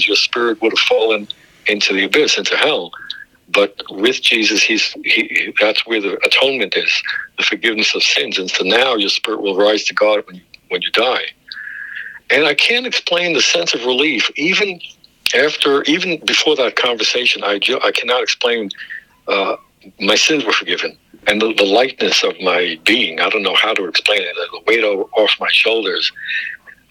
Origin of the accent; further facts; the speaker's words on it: New York City, New York, United States; also born or lived in Israel; Jewish kid from growing up in Brooklyn